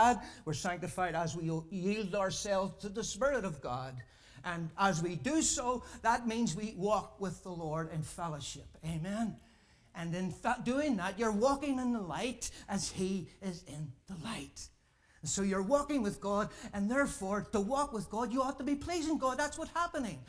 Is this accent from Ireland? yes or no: yes; Ireland; I'm a saint from Ireland